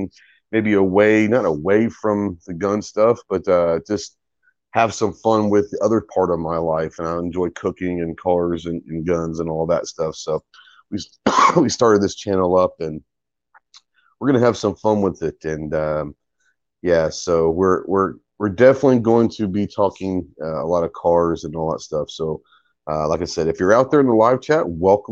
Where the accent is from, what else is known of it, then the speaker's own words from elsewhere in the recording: Plano, Texas, United States; I grew up in Plano, Texas, which is outside of Dallas.